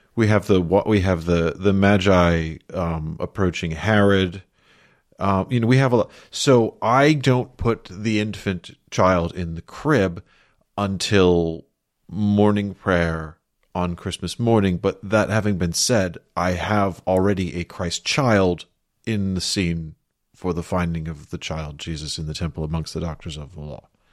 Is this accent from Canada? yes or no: no; London, United Kingdom; moved away; growing up in London